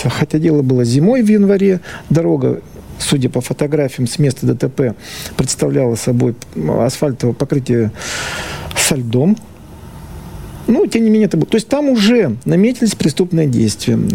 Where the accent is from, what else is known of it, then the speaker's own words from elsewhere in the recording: Kirov, Kirov Oblast, Russia; На меня вышли кировчане, потому что сам я родом из Кирова.